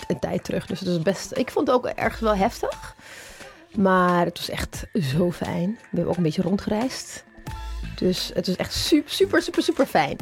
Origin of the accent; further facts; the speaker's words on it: Ethiopia; now in Netherlands; mijn geboorteland, Ethiopië